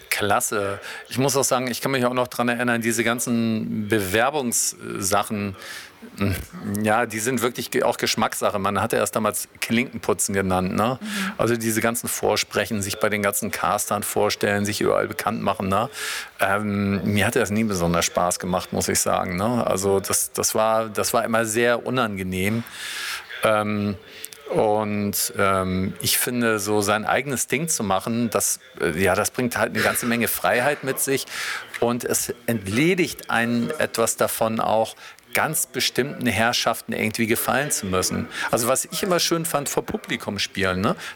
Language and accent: German; Detmold, North Rhine-Westphalia, Germany; born there; Ja, ich bin jetzt mal nicht aufgewachsen, aber ich bin in Detmold geboren.